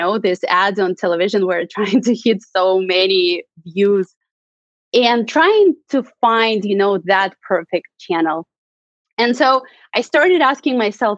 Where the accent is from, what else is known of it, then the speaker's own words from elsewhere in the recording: Russia; moved away as an adult; now in San Francisco, United States; I'm originally from Russia. I moved to the United States 8 years ago.